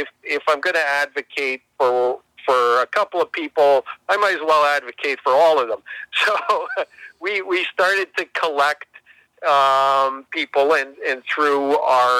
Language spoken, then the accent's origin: English; Canada; our country and to us as Canadians